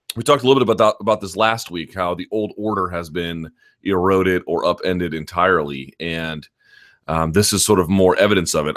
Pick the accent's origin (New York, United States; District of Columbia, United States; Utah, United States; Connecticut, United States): District of Columbia, United States; Washington; here in my hometown of Washington, D C